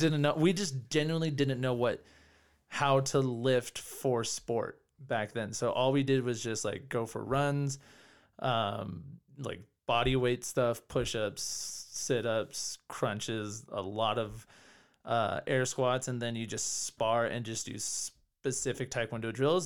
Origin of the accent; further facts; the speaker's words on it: California, United States; moved away as an adult; now in Denver, United States; I grew up in California, then I moved to Colorado six years ago